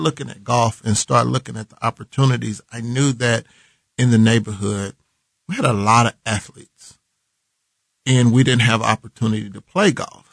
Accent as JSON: {"language": "English", "town": "Kansas City", "region": "Missouri", "country": "United States", "tie": "born or raised there", "said": "I was born and raised. Uh, been living on uh, 40th"}